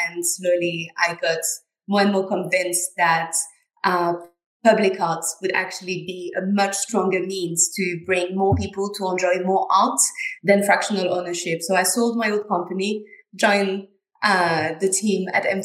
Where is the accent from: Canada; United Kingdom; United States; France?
France; southwest France; moved away; I come from a very small town in the southwest of France